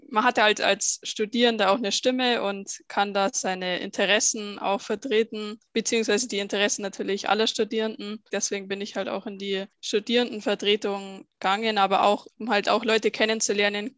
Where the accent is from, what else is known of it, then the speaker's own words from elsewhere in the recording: Bavaria, Germany; Ich komme aus Bayern